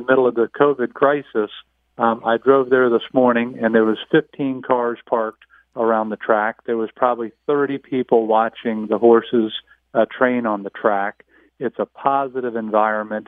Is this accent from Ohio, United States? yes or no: no; Northern Virginia, United States; I grew up in Northern Virginia